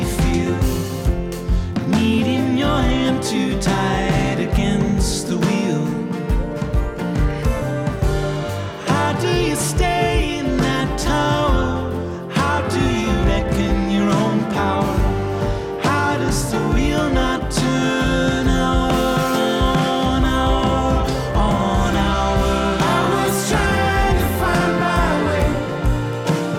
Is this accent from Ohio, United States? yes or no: yes; Ohio, United States; I'm a boy from Ohio